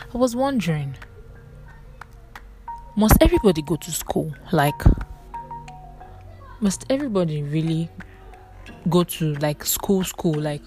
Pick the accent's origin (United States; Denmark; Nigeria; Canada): Nigeria; I'm a Nigerian